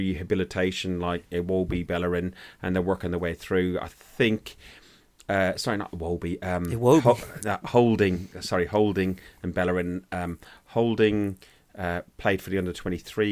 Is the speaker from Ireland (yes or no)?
yes; Ireland; I'm an Irishman